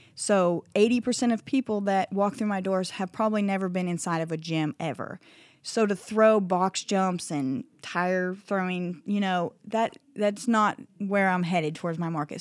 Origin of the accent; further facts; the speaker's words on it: Iowa, United States; now in Vian, Oklahoma, United States; my small town in Iowa